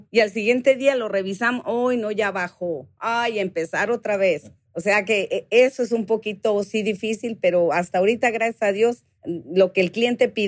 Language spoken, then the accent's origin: Spanish; Mexicali, Baja California, Mexico; also born or lived in Michoacán; yo nací en Michoacán, soy nacida en Michoacán, este, y de ahí a la semana, mis papás vivían en Mexicali. A la semanita de nomás me llevaron a nacer allá.